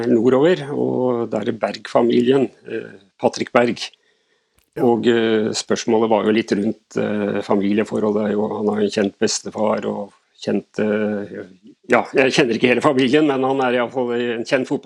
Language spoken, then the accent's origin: Norwegian; Voss, Vestland, Norway; born there; now in Oslo, Norway; Nei, jeg er født i Voss. Det kan dere helt sikkert ikke høre på dialekten min.